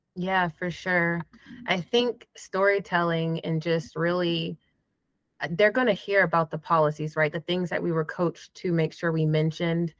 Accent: Jacksonville, Florida, United States; now in Atlanta, United States; I am originally from Florida, Jacksonville, but I have spent majority of my life in Atlanta, Georgia, which is where I live now

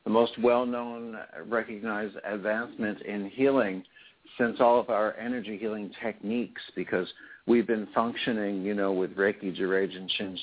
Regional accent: New Jersey, United States; I'm originally from New Jersey

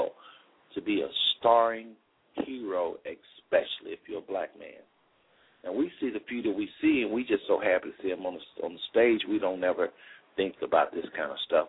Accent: Texas, United States; now in Cincinnati, United States; I'm from Texas, really, but I live in Cincinnati

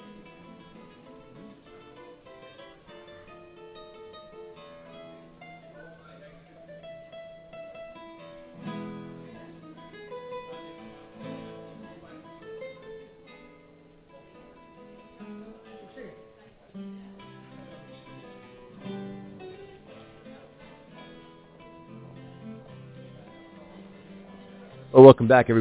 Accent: Burbank, California, United States; I grew up around a lot of what you would consider stars, growing up in Burbank, Los Angeles

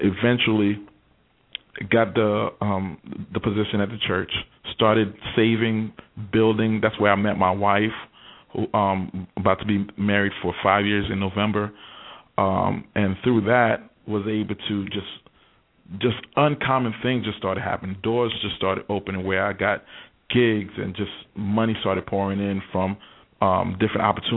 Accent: New York, United States; moved away; I was born and raised in New York

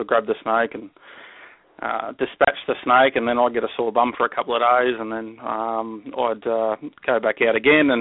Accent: Melbourne, Victoria, Australia; moved away as an adult; now in Queensland, Australia; I grew up in Melbourne, and in Melbourne, that's in the southern end of the country

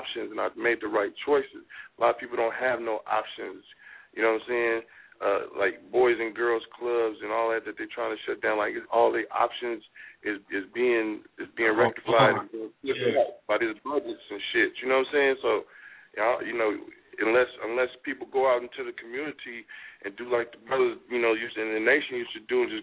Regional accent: Oakland, California, United States; growing up in Oakland, like, everybody, like, day one, boom, teach you how to hustle.

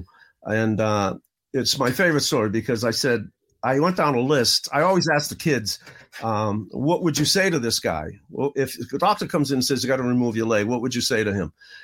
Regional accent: Boston, Massachusetts, United States; I grew up in the inner city in Boston, the worst section possible. I grew up in Roxbury

